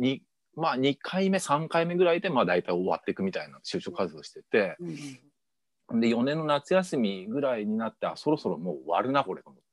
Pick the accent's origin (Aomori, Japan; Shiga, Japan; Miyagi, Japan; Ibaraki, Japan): Ibaraki, Japan; moved away as an adult; also born or lived in Saitama / Tokyo; now in Suō-Ōshima, Japan; 埼玉で小一まで。小一の一学期まで埼玉。で、そこから茨城県。